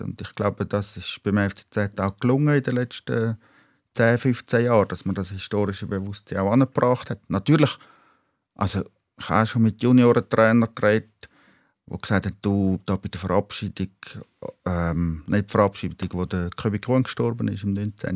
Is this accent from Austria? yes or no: no; Schaffhausen, Switzerland; moved away as an adult; now in Zurich, Switzerland; Ich bin in Schaffhausen aufgewachsen